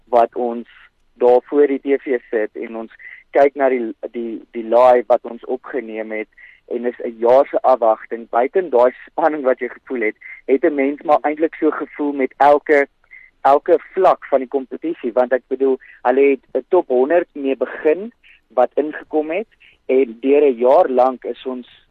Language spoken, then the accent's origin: Afrikaans; Centurion, Gauteng, South Africa; ek is ja van Centurion in Gauteng